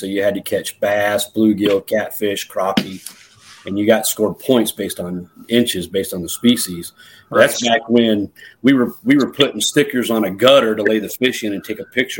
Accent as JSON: {"language": "English", "town": "Asheville", "region": "North Carolina", "country": "United States", "tie": "born or raised there", "moved": "yes", "lives_now": "Iowa, United States", "said": "I prefer to use the term Appalachian American now. I'm originally from Asheville, North Carolina."}